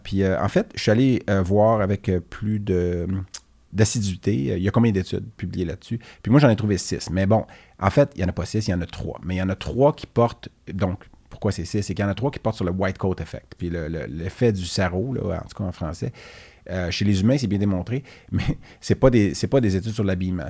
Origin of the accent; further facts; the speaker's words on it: Quebec, Canada; je suis québécois, je suis fier de mes origines